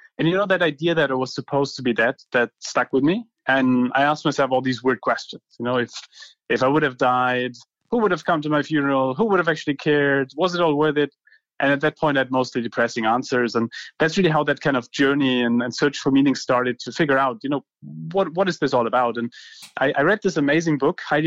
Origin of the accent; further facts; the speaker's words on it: Heidelberg, Baden-Württemberg, Germany; I grew up in Germany, in Heidelberg.